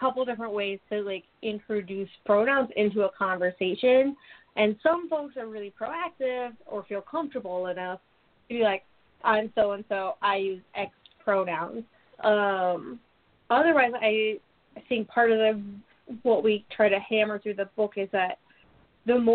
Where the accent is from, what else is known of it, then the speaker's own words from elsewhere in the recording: Alaska, United States; I'm not from the South and from Alaska